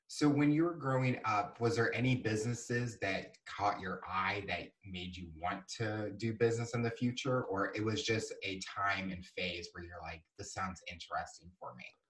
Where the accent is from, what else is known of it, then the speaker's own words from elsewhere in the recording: Missouri, United States; as we're both are growing up in Missouri